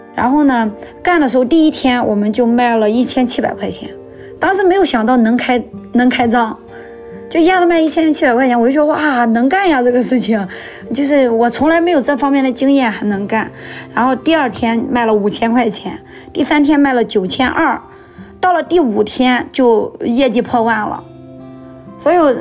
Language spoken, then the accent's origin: Chinese; Shandong, China; also born or lived in Weihai; now in Linyi, China; 一九九四年出生的，今年二十七岁。呃，所在的城市是山东省临沂市蓝山区